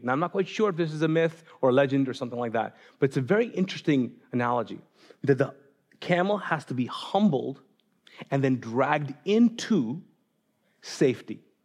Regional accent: Pakistan; moved away; I'm Pakistani

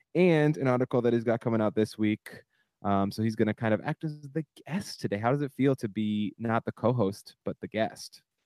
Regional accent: Minneapolis, Minnesota, United States; our home base, our home, our hometown, Minneapolis

